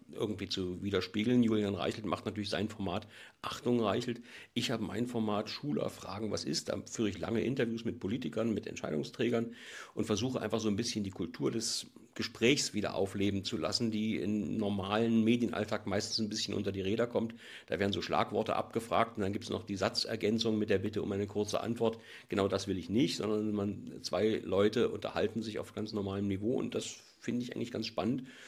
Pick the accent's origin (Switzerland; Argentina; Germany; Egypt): Germany; East Germany; ich komme ja aus der DDR